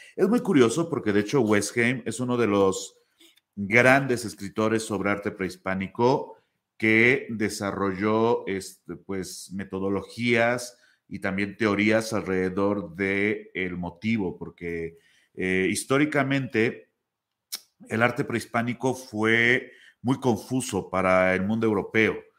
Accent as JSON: {"language": "Spanish", "region": "Puebla", "country": "Mexico", "said": "en México, por ejemplo, donde yo soy, que es de Puebla"}